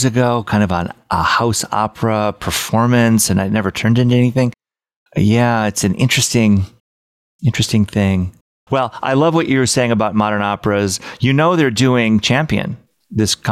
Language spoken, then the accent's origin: English; Michigan, United States; now in New York, United States; I grew up in Michigan